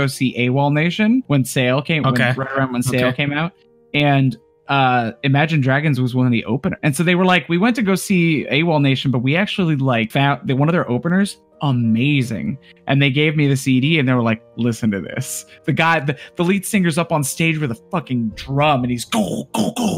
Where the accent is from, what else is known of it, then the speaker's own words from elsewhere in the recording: Midwest, United States; moved away; also born or lived in Yuma, Arizona; When I was growing up in the Midwest